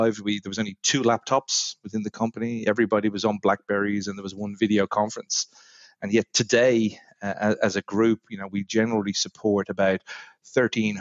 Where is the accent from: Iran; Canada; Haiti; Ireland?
Ireland; moved away as an adult; also born or lived in London / New York; now in Australia; as many of the listeners will probably pick up from my accent, I'm not from these shores, originally from Ireland